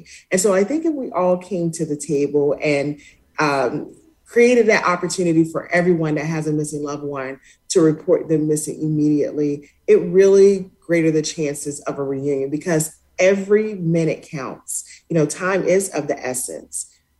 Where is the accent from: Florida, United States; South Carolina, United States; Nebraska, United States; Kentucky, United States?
South Carolina, United States; Spartanburg; She went missing from my hometown of Spartanburg, South Carolina.